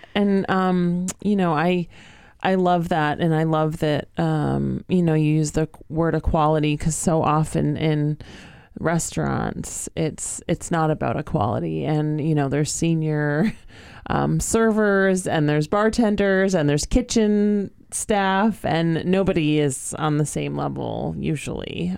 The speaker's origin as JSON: {"language": "English", "town": "Northampton", "region": "Massachusetts", "country": "United States", "tie": "born or raised there", "said": "I grew up in Northampton"}